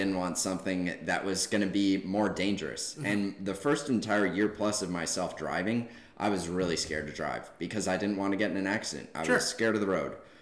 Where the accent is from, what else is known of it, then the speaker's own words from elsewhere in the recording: Boulder, Colorado, United States; now in Arizona, United States; I grew up in Boulder, Colorado